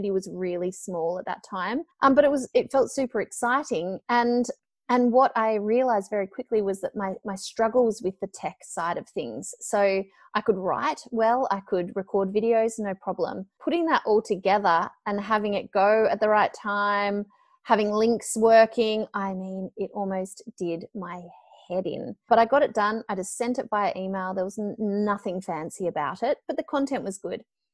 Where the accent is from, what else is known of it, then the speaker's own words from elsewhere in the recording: Melbourne, Victoria, Australia; I'm from Melbourne and, you know, I'd worked for a multimedia production company here in Melbourne